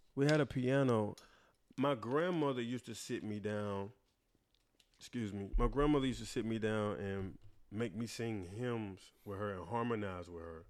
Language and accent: English; Wilson, North Carolina, United States; moved away; also born or lived in New York; I am from Wilson, North Carolina, 252